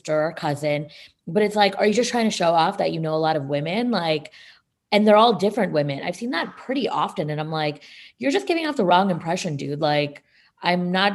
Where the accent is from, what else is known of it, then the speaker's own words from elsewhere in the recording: New Jersey, United States; moved away as an adult; now in Atlanta, United States; I'm from New Jersey